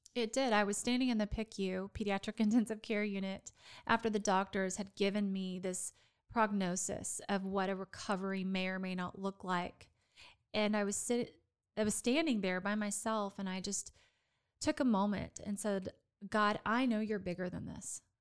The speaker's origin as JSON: {"language": "English", "town": "Dallas", "region": "Texas", "country": "United States", "tie": "born or raised there", "also_born_or_lived": "Florida", "lives_now": "Waco, United States", "said": "my hometown of Dallas"}